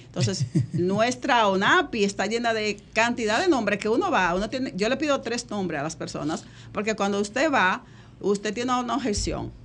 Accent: Dominican Republic; nuestro país

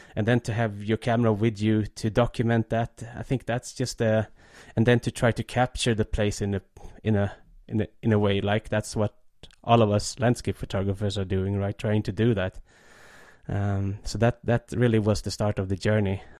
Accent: Stockholm, Stockholm County, Sweden; I was growing up, uh, just south of Stockholm.

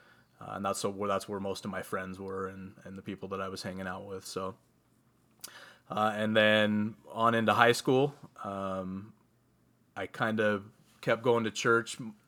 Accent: Utah, United States; … and I both, we were born and raised LDS, grew up in the LDS church. We were raised here in Utah.

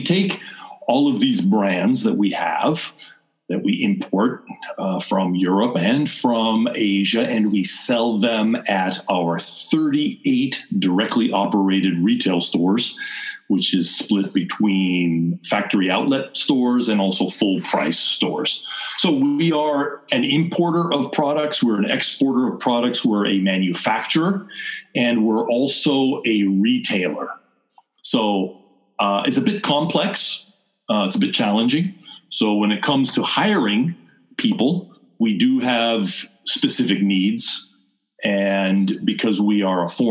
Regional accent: Seattle, Washington, United States; moved away as an adult; also born or lived in Osaka, Japan; now in Japan; I went back to the United States, to my hometown, Seattle

